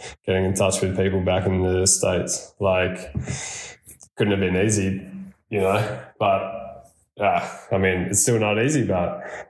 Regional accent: Australia; now in Andorra; as an Aussie

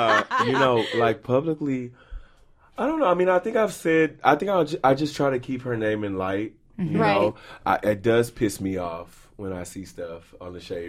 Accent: Beaumont, Texas, United States; moved away; when I moved here from Beaumont, Texas

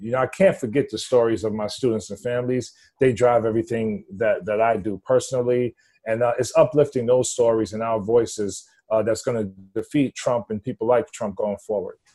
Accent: New York City, New York, United States; born and raised in the Upper East Side, East Harlem section of Manhattan

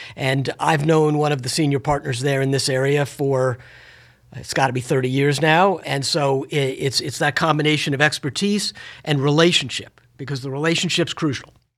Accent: Washington, District of Columbia, United States; having been born and raised in Washington, D.C.

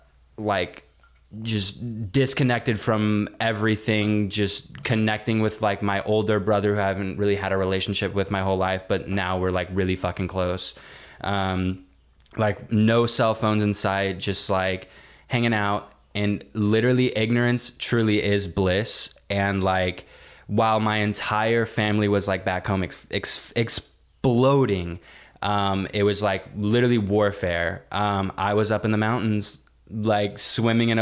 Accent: Granbury, Texas, United States; moved away; my hometown in Granbury, Texas

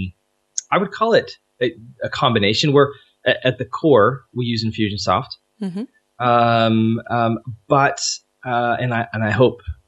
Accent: Canada; we're Canadian

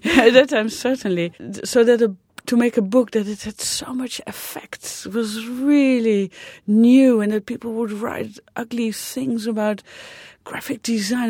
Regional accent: Netherlands; moved away; I'm from the Netherlands, which is a small country

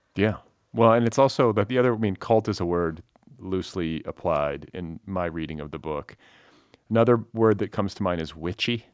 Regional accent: Midwest, United States; moved away as an adult; also born or lived in Indiana / Wisconsin; now in California, United States; I'm from the Midwest originally, but have lived here for like twenty-some-odd years now

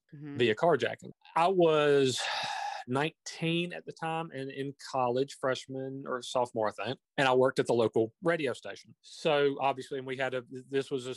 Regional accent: Union, South Carolina, United States; I was born in Union, South Carolina, still reside there.

